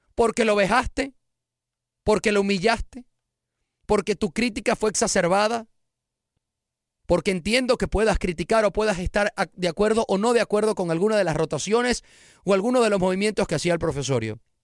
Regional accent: Venezuela; en mi país, Venezuela

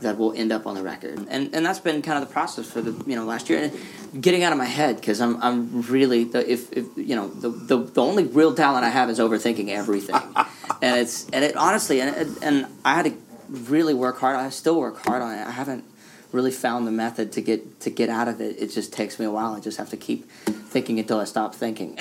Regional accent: Louisiana, United States; I grew up in Louisiana.

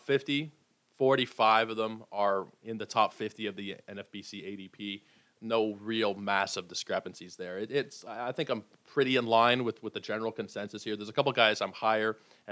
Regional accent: Toronto, Ontario, Canada; I was born in Toronto, raised in Toronto, Toronto sports fan

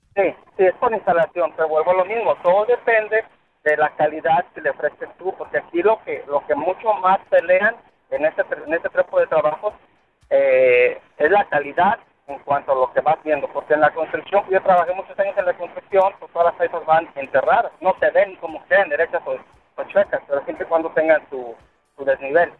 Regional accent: Mexico; now in Orlando, United States; somos los únicos mexicanos que trabajamos en energía solar aquí en Orlando

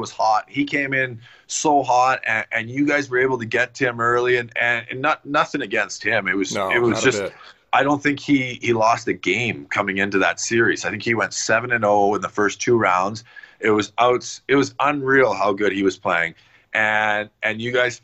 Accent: Canada; in Edmonton just a couple hours from my hometown

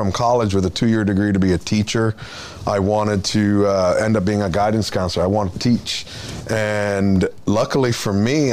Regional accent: Florida, United States; I grew up in Florida

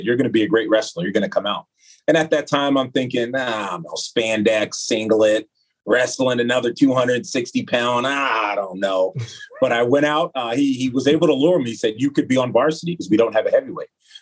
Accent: San Diego, California, United States; moved away as an adult; now in Madison, United States; I'm from San Diego, California, specifically Spring Valley

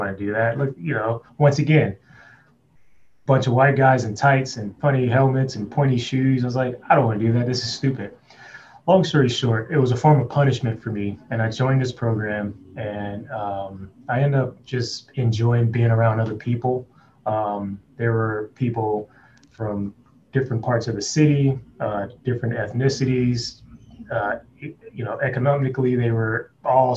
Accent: Compton, California, United States; I grew up in Compton.

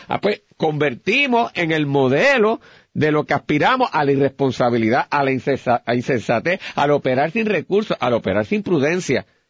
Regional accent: Puerto Rico

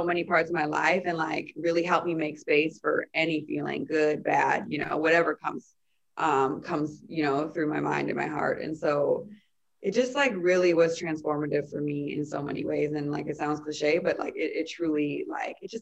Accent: Chicago, Illinois, United States; playing in front of my hometown

